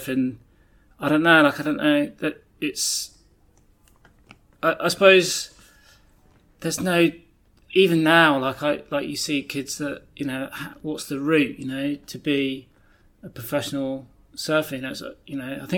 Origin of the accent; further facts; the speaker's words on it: Barnstaple, South West England, United Kingdom; also born or lived in Plymouth; born in Plymouth and was in Plymouth until I was about 7 or 8, and then we moved back to Barnstable